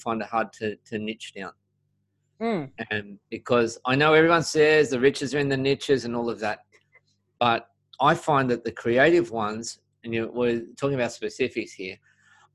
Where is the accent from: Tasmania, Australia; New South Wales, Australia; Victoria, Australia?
New South Wales, Australia; Sydney; I'm from Sydney, Australia.